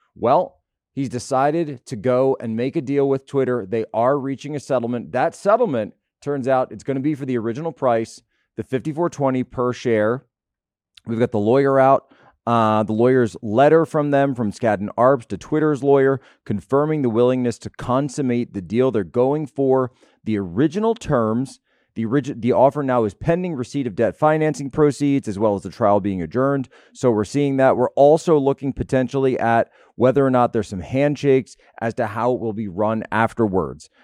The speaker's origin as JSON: {"language": "English", "town": "Philadelphia", "region": "Pennsylvania", "country": "United States", "said": "I'm from the Philadelphia area"}